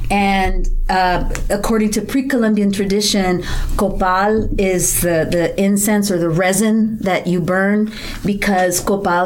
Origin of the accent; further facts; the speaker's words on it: South Texas, United States; I grew up in South Texas